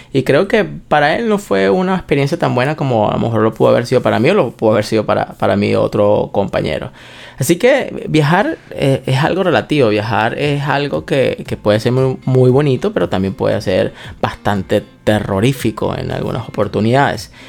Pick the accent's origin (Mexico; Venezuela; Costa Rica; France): Venezuela; nosotros somos venezolanos